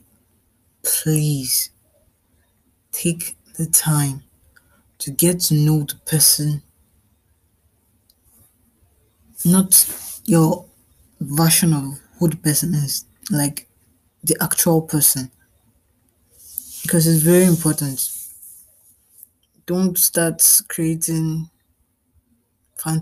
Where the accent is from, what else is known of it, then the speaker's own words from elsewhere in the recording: Nigeria; I'm a Nigerian